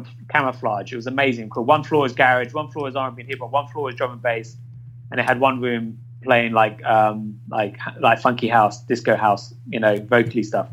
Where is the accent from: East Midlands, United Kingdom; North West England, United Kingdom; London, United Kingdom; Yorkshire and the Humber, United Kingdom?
London, United Kingdom; I grew up in Ladbroke Grove, which is West London.